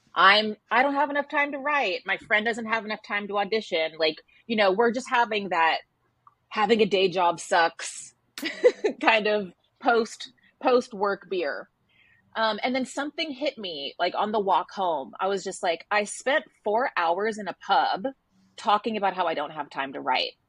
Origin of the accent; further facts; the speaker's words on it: Texas, United States; moved away as an adult; now in New York, United States; I grew up in Texas and I moved to New York, which is where I still live